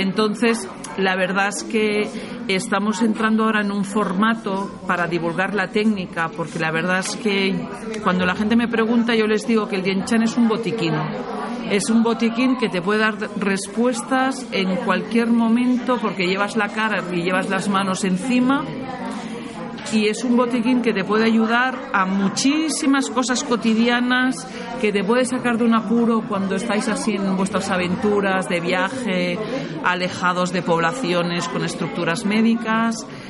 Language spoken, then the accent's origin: Spanish; Barcelona, Catalonia, Spain; Yo vengo del Mediterráneo, soy de Barcelona